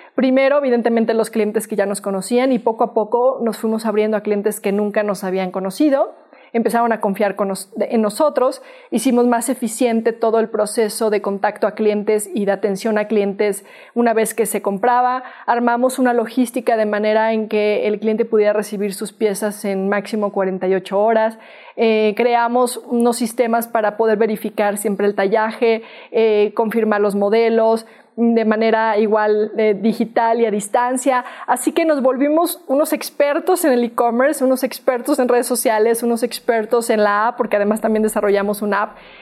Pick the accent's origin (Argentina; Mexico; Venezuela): Mexico; soy una mexicana